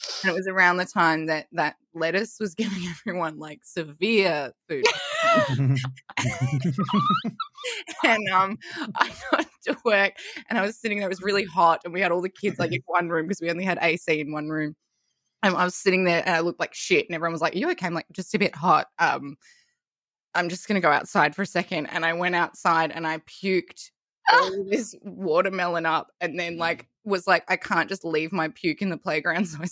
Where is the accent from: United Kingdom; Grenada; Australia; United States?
Australia; Melbourne, Victoria; I'm from Melbourne